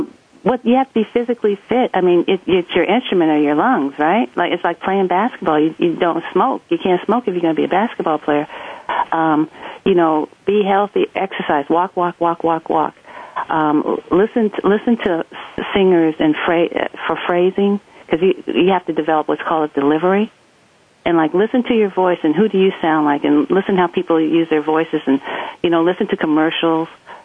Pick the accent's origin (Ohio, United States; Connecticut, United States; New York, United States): Ohio, United States; Columbus; Because I grew up outside of Columbus, Ohio, and they say standard American English is spoken in Dayton, Ohio, which is about 50 miles southwest of where I grew up.